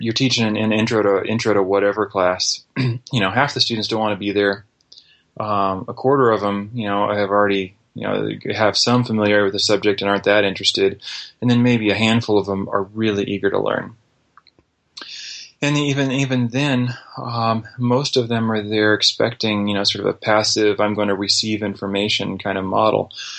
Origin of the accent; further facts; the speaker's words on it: Brazil; also born or lived in United States; I was raised in Brazil, first grade through 12th grade, aside from a year or two and on furlough in the States.